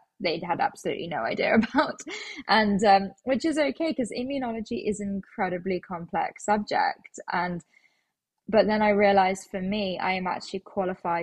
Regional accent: London, United Kingdom; I am actually a born and bred Londoner.

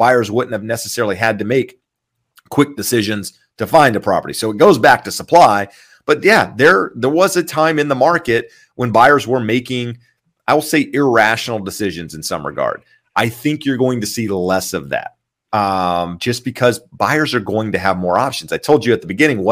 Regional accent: California, United States; being a Californian and seeing how my property taxes have gone up in 10 years

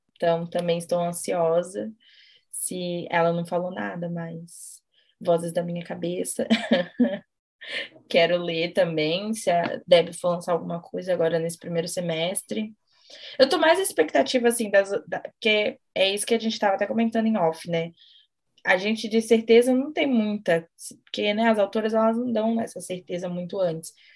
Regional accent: Brazil; a gente é brasileira

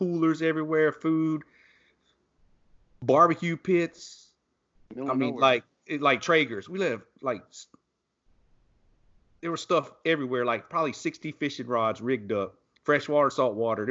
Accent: St. Simons Island, Georgia, United States; moved away; That's what we would do growing up in Southeast Georgia. Same thing. I was on St. Simon's Island

